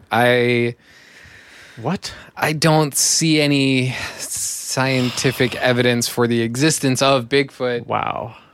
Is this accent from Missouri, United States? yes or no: no; Dallas, Texas, United States; my hometown of Dallas, Texas.